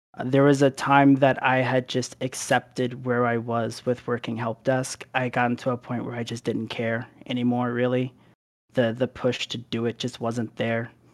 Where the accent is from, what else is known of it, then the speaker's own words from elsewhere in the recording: Philadelphia, Pennsylvania, United States; moved away; also born or lived in Arizona / Delaware; we ended up moving to Philadelphia for the majority of what I can remember of my younger years